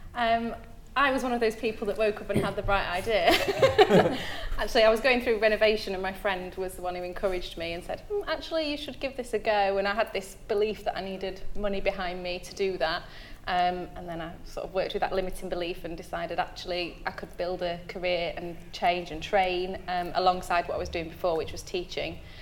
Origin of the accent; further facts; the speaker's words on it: Derbyshire, East Midlands, United Kingdom; now in Cornwall, United Kingdom; I'm not from Cornwall, I'm from Derbyshire